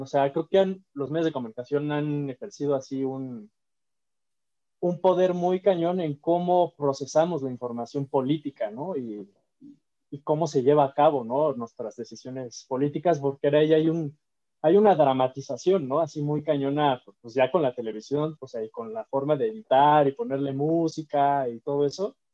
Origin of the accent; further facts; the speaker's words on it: Mexico; nosotros somos mexicanos